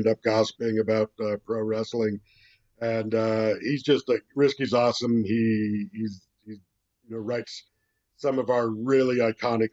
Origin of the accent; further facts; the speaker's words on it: Canada; As Canadians